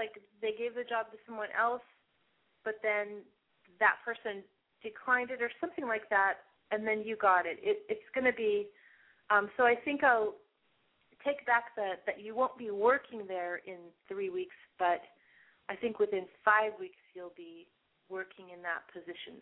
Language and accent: English; Seattle, Washington, United States; I grew up in Seattle, and so I went to urban school